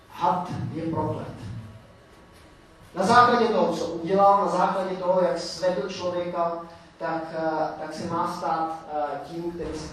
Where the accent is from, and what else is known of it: Czechia